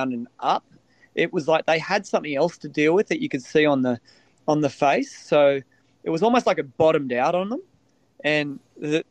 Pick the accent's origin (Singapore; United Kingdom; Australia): Australia; being Australian